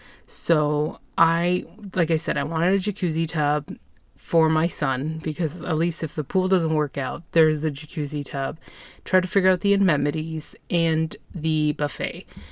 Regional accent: Ontario, Canada; I'm from Ontario. Why am I being charged a tourist tax?

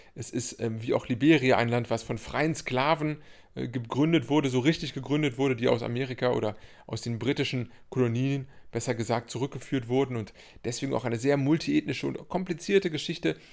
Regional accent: Cologne, North Rhine-Westphalia, Germany; als Kölner

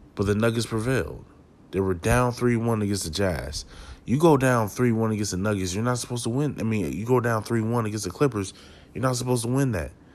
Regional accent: Milwaukee, Wisconsin, United States; I'm from Milwaukee

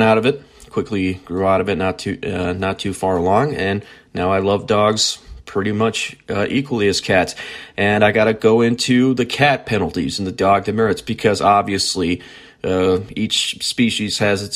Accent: near Prinsburg, near Willmar, Minnesota, United States; growing up on a farm near Princeburg, near Wilmer, Minnesota.

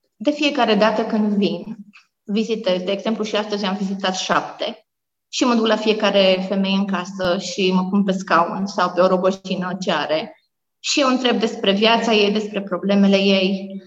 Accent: Romania; moved away as an adult; also born or lived in Africa; m-am născut într-un sat, Basarabasta se numește, e un sat mic

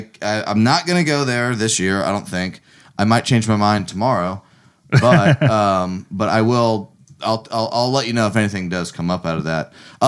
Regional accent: North Carolina, United States; moved away; Eastover, North Carolina, our home state, my home state

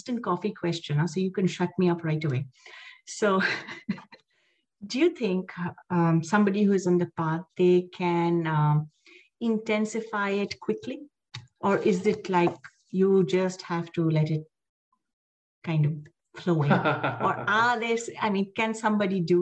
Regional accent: India; I'm an Indian

